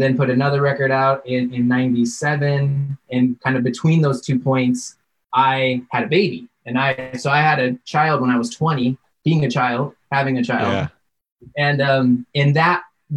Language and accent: English; Big Bear Lake, California, United States; I grew up in Big Bear Lake, which is a small mountain town and you know, outside of LA, a couple hours.